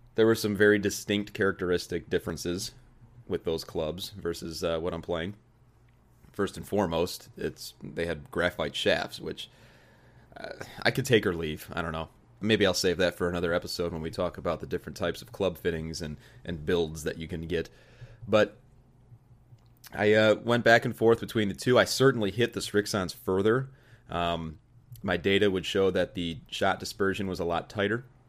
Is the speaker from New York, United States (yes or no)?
no; Joliet, Illinois, United States; started working at a, uh, at a country club in my hometown, in the bag room, good old Joliet Country Club